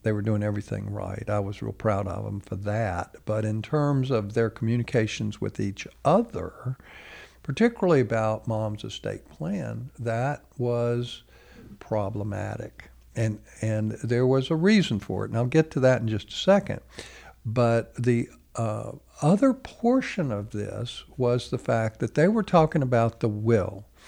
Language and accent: English; United States